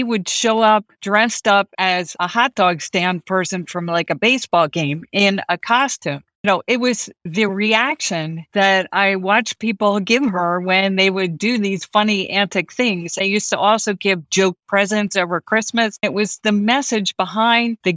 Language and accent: English; East Coast, United States; moved away as an adult; now in Los Angeles, United States; what I grew up with on the East Coast